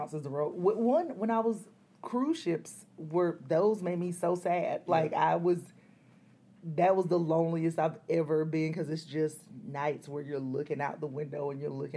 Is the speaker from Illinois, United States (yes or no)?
no; Columbus, Georgia, United States; accent: southern twang; moved away as an adult; also born or lived in Athens, Georgia / Atlanta, Georgia; that's where I grew up